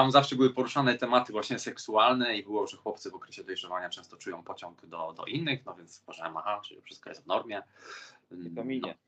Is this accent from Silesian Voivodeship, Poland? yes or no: yes; Chorzów, Silesian Voivodeship, Poland; also born or lived in Siemianowice / Katowice; wychowałem się na Śląsku, można tak powiedzieć.